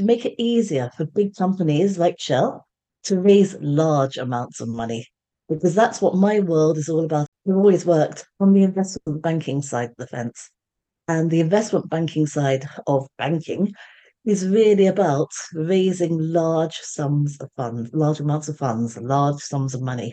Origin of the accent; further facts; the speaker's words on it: London, United Kingdom; now in Surrey, United Kingdom; I am a Londoner. So even though I live in Surrey, I'm a Londoner. So it makes that connection between where I am now and where I came from.